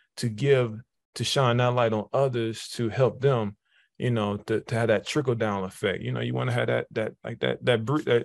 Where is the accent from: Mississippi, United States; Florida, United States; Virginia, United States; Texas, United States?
Florida, United States; Jacksonville; also born or lived in Detroit, Michigan; I was born in Detroit, Michigan, moved to Jacksonville, Florida around sixth grade. So I call it Jacksonville home because that's kind of where I kind of grew into, you know, those adolescent years.